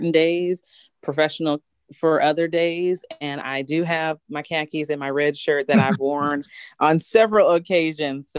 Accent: Bloomington, Illinois, United States; growing up in Bloomington, State Farm headquarters

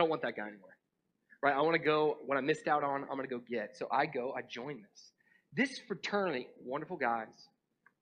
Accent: North Georgia, United States; also born or lived in Atlanta, Georgia; I grew up in North Georgia.

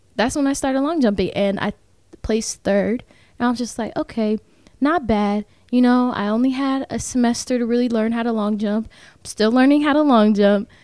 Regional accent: Tampa, Florida, United States; moved away as an adult; now in Kentucky, United States; I'm from Tampa

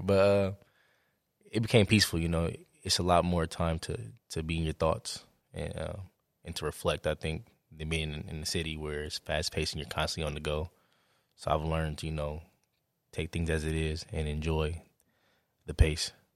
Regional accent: Oakland, California, United States; moved away; growing up in Oakland

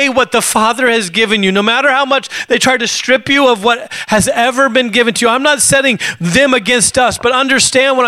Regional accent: Alaska, United States; I grew up in Alaska

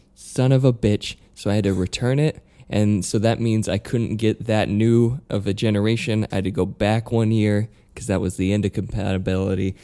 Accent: Utah, United States; moved away; I'm from Utah, but I'm not from a farm.

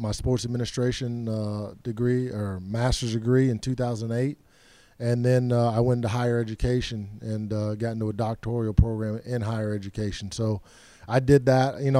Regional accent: Gainesville, Florida, United States; also born or lived in Pasadena, California; 10 years old, we kind of got out of there and went to Gainesville, Florida

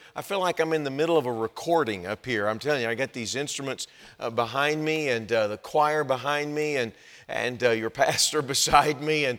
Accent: Texas, United States; now in Wisconsin, United States; I think you can tell that I'm not from Wisconsin. And I've got, this is the way it comes out when you grow up in Texas.

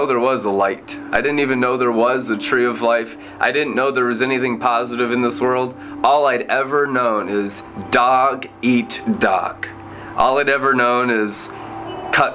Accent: Friday Harbor, Washington, United States; I was born in Friday Harbor, San Juan Island, in the Puget Sound of Washington State.

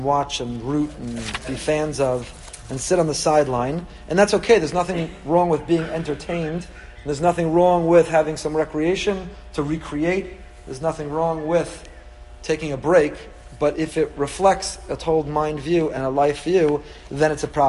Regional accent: New York, United States; Anyway, so this is the way I was raised as a New Yorker.

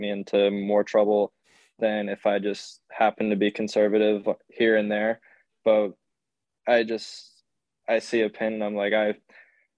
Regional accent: Trinity, Florida, United States; I'm from Trinity, Florida, which is near the Tampa area

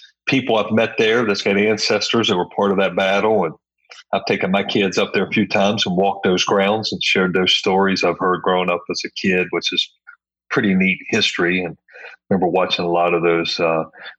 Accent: Point Pleasant, West Virginia, United States; moved away as an adult; now in Florida, United States; had a great childhood and a great time there, and a lot of great memories there in that small town

